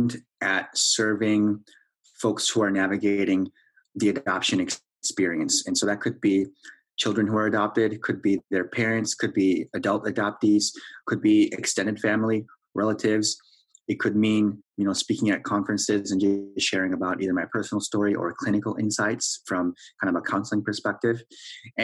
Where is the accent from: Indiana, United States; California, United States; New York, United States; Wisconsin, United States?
Wisconsin, United States; moved away as an adult; also born or lived in Korea; now in Minneapolis, United States; I was born in Korea, placed for adoption when I was 3.5 years old, and raised in Wisconsin